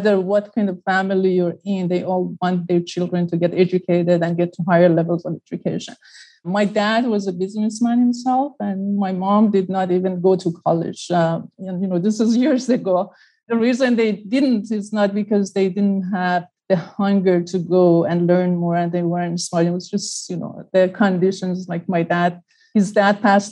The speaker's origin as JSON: {"language": "English", "country": "Iran", "tie": "born or raised there", "moved": "yes", "lives_now": "United States", "said": "I was born and raised in Iran."}